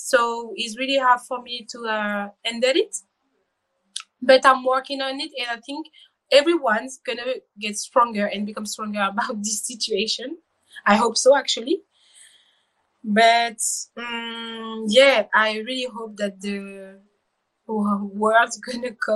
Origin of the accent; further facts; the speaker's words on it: Rennes, Brittany, France; English is a second language; I was born in Bretagne, in Rennes, with my twin